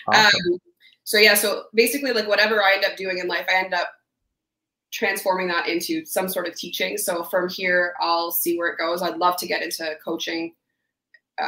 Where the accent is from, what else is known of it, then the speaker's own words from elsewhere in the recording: Ottawa, Ontario, Canada; I'm from Ottawa